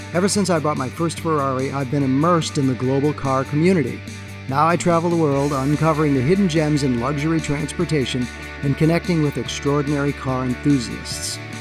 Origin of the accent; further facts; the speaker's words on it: Chicago, Illinois, United States; now in Los Angeles, United States; My wife and I grew up in Chicago